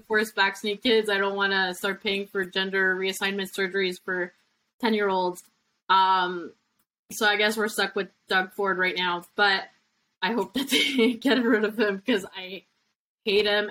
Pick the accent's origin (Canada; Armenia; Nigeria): Canada; as a Canadian, and my family has been in Canada for 400 years, close to anyways, um, since the 1600s.